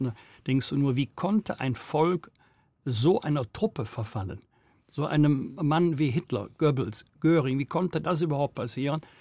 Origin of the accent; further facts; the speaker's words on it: Rhineland, Germany; Ich komme hier aus dem Rheinland